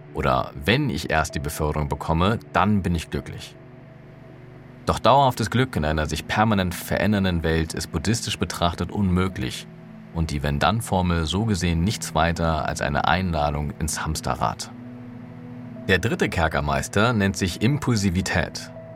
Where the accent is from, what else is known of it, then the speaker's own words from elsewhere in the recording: Berlin, Germany; Für mich als Berliner, der es gewohnt war, mit Bus und Bahn überall und jederzeit unabhängig und mobil zu sein